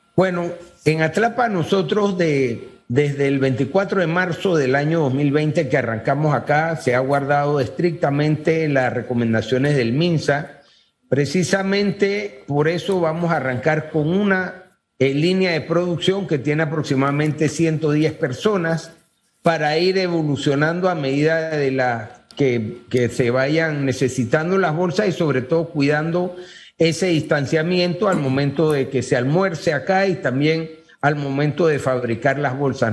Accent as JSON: {"language": "Spanish", "country": "Panama", "said": "como panameños aquí"}